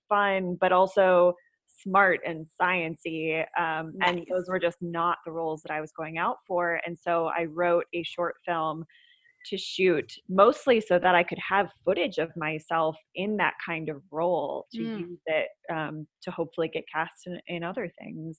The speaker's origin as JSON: {"language": "English", "region": "Minnesota", "country": "United States", "tie": "born or raised there", "also_born_or_lived": "Seattle", "moved": "yes", "lives_now": "Los Angeles, United States", "said": "I grew up in Minnesota"}